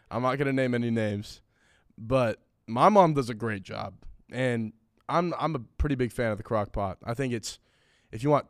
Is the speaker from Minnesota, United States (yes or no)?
no; California, United States; growing up in California